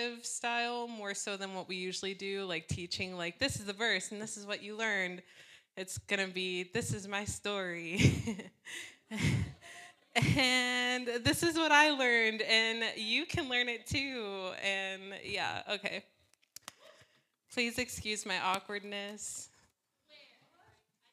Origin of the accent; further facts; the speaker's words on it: Vineland, New Jersey, United States; I was born in New Jersey in a small town called Vineland, the land of vines